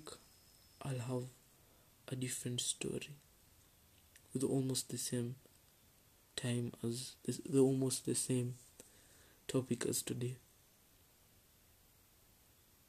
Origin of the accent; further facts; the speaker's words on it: Kenya; as a Kenyan